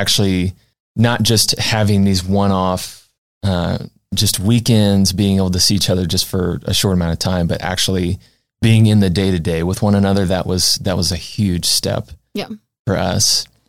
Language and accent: English; just outside of Springfield, Illinois, United States; So I'm originally from just outside of Springfield, Illinois.